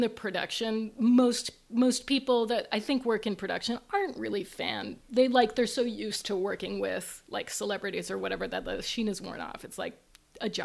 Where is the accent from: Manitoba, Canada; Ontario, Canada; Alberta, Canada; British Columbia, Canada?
Manitoba, Canada; Winnipeg; moved away; in my hometown in Winnipeg, our high school every year did like a big production